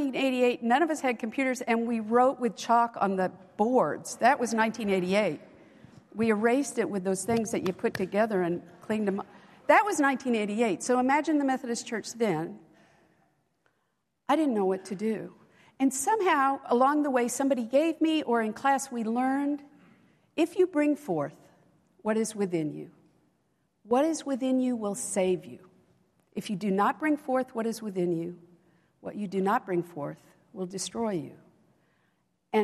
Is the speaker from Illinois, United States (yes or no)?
yes; Central Illinois, United States; moved away as an adult; I came from Central Illinois